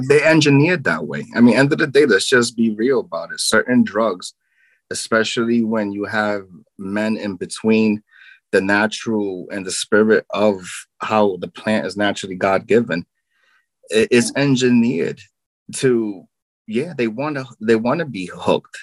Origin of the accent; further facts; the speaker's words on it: New York City, New York, United States; I'm from Brooklyn, New York